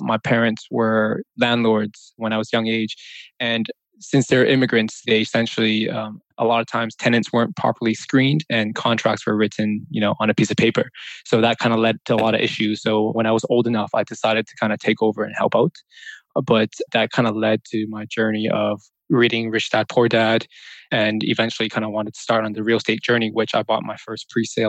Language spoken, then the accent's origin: English; Vancouver, British Columbia, Canada; moved away as an adult; now in London, United Kingdom; I was pretty much born and raised in Vancouver. I'm currently located in London, UK.